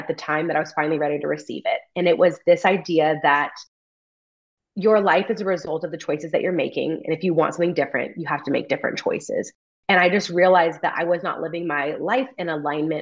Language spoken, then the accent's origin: English; California, United States; moved away as an adult; a job opens up back in my hometown and I try to get recruited by a family friend to come work for our farm bureau in my home county